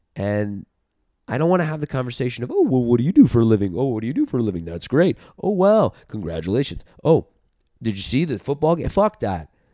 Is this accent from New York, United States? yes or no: yes; New York City, New York, United States; also born or lived in Los Angeles; in L A, like, being a New Yorker